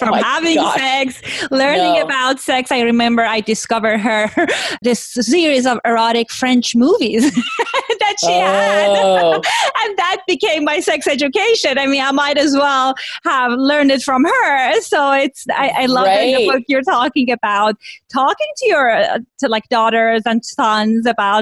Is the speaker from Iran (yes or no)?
yes; Iran; moved away; I grew up in Iran in a kind of time period that was things were complicated